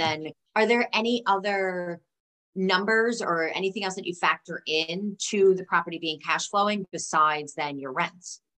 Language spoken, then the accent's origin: English; New York, United States; as a New Yorker